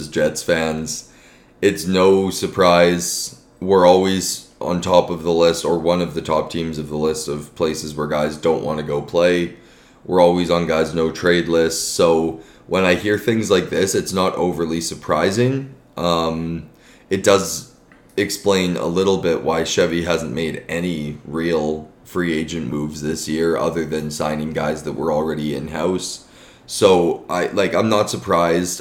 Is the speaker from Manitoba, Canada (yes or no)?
yes; Winnipeg, Manitoba, Canada; growing up in Winnipeg.